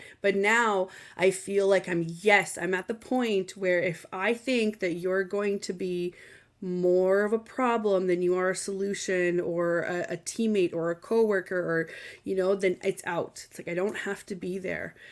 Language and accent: English; Canada; I am Canadian